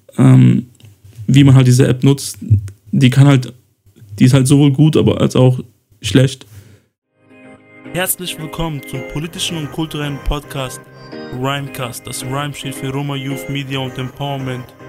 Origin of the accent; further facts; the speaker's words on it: Kosovo; moved away; ich ja im Kosovo geboren wurde